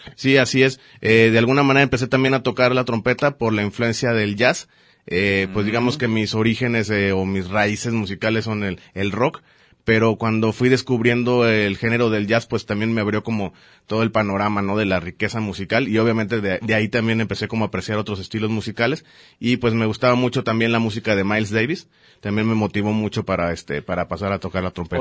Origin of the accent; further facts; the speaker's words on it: Mazatlán, Sinaloa, Mexico; also born or lived in Mexico City; now in Guadalajara, Mexico; nací en la Ciudad de México y viví muchísimos años en Mazatlán